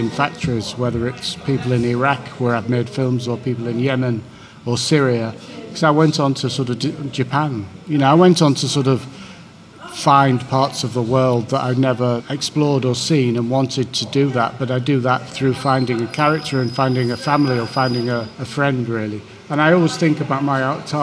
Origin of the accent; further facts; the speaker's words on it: Hull, Yorkshire and the Humber, United Kingdom; when I grew up in Hull